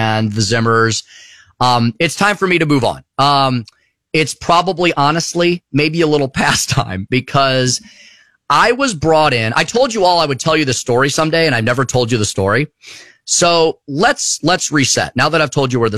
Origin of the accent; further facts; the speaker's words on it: Eureka, Missouri, United States; also born or lived in Minnesota / New York City; I live in Eureka, Missouri. That's where I was raised. That's where I wasn't born here. I was born in Minnesota